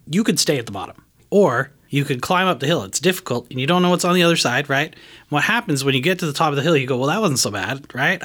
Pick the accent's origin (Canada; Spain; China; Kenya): Canada; now in United States; I'm from Canada